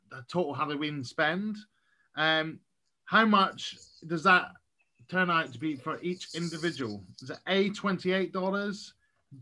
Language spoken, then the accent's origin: English; Scotland, United Kingdom; I'm Scottish.